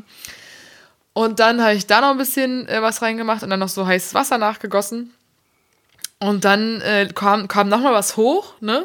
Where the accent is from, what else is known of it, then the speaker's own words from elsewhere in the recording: Germany; ich bin inzwischen eine in Deutschland geborene und hier gemeldete Frau